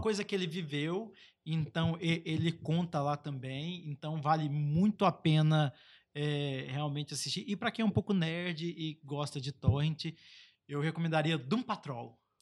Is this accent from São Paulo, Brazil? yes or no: no; Baixada Fluminense, Rio de Janeiro, Brazil; a Baixada Fluminense, o Aruanan 3, a gente saiu da pobreza e a pobreza não saiu da gente